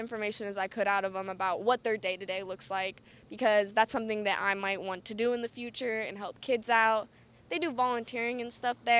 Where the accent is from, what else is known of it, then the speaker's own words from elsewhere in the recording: Akron, Ohio, United States; also born or lived in Canton; I'm from Akron and Canton, and it's my city, from Ohio